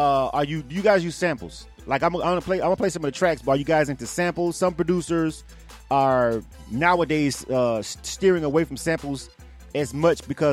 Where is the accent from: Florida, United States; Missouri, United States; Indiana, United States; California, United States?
Florida, United States; now in Atlanta, United States; I'm from Florida